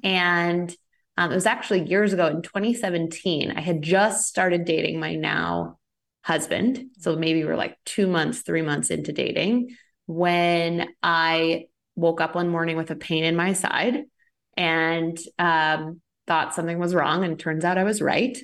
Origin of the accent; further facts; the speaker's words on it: Rhode Island, United States; also born or lived in Boston / San Francisco; now in Los Angeles, United States; I'm originally an East Coaster, though, so I'm from Rhode Island, lived in Boston for ten years